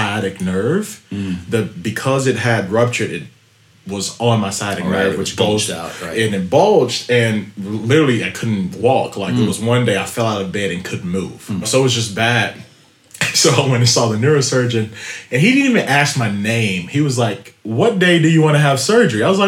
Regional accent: Wrightsville, Arkansas, United States; also born or lived in Little Rock, Arkansas; we grew up in Little Rock, but it's actually a small town called Wrightsville, Arkansas.

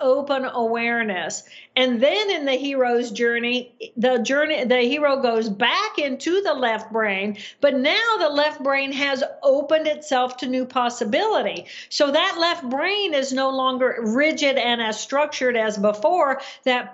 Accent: Indiana, United States; moved away as an adult; also born or lived in Massachusetts; I grew up in Indiana

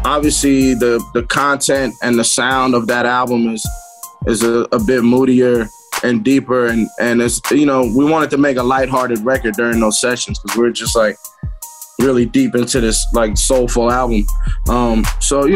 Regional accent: New York City, New York, United States; I'm from Queens.

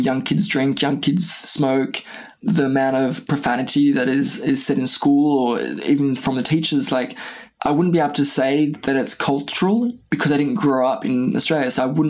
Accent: France; Like I grew up in a very small traditional village in the high mountains of not the Alps, but close to the Alps.

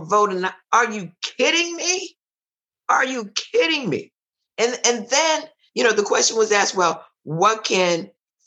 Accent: Jamaica; Because I'm Jamaican

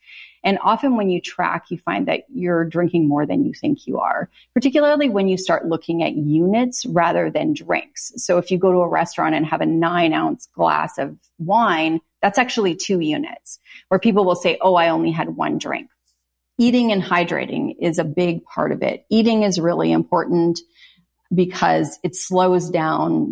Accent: Canada; I'm from Canada

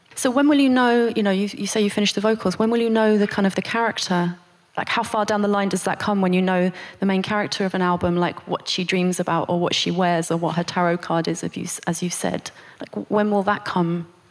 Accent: United Kingdom; as a British person

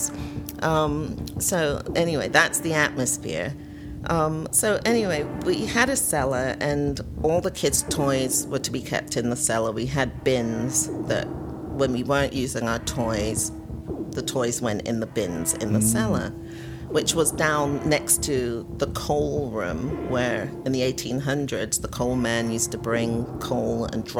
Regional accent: London, United Kingdom; moved away; I was born at home in London, England

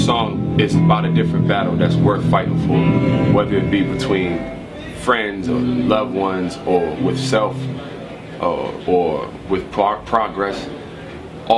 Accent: Prince George's County, Maryland, United States; also born or lived in Washington, D.C.; I'm from Prince George's County, Maryland, which is the wealthiest

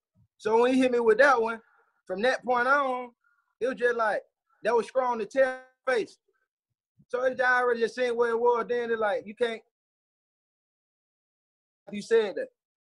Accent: Atlanta, Georgia, United States; Growing up in East Atlanta, boy.

